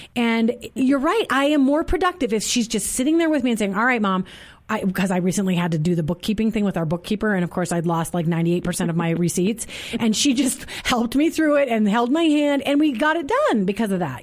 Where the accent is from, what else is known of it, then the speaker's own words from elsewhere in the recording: Minnesota, United States; I grew up in Minnesota